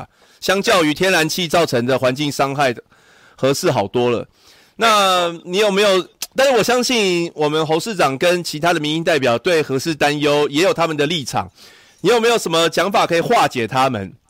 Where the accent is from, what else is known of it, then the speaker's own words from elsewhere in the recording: New Taipei, Taiwan; 然后你也知道我来自新北市了哈。